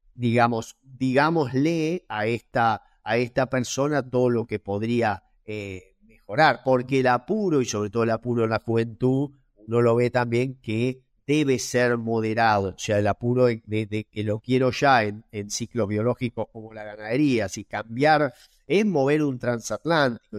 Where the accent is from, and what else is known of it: Argentina